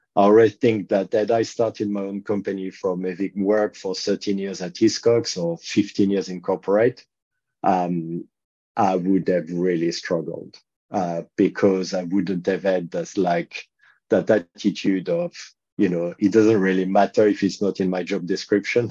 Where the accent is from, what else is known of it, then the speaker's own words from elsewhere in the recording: France; accent: French; English is a second language; moved away as an adult; also born or lived in United Kingdom; now in London, United Kingdom; as you can tell from my quite strong accent, I'm a Frenchman. Uh, I've actually lived in the UK longer than I've lived in France